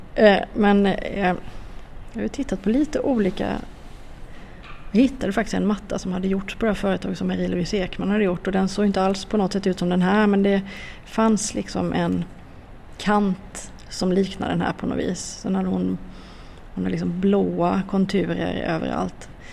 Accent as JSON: {"language": "Swedish", "town": "Jämjö", "region": "Blekinge", "country": "Sweden", "tie": "born or raised there", "said": "jag kommer ju från Blekinge, jag är från, eh, utanför Karlskrona, jag är uppvuxen i Jämjö och Torhamn"}